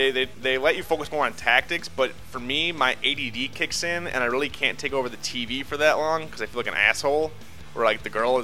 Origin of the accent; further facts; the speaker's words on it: Minnesota, United States; I'm Minnesotan.